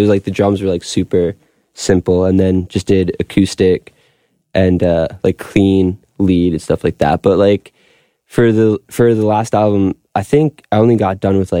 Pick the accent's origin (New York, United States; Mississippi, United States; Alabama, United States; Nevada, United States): New York, United States; Long Beach; And then I grew up in Long Beach